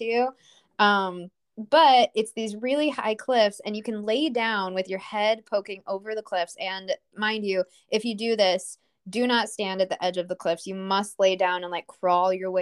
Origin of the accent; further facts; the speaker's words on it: United States; as an American